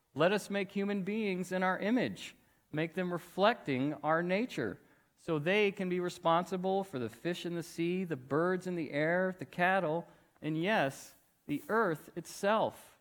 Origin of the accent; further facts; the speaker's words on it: Weatherford, Texas, United States; I grew up in Weatherford, Texas